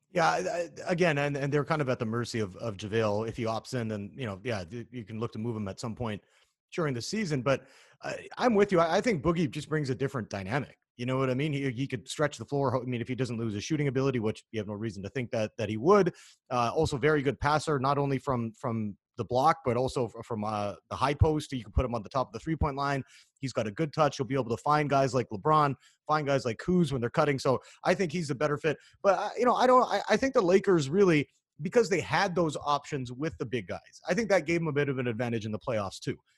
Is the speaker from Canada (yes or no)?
yes; Canada; now in United States